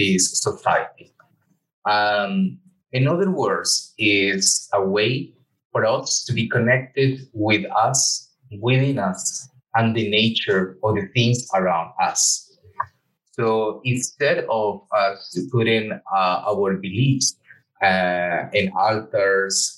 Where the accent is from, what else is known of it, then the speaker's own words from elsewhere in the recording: Colombia; moved away; I was born in Colombia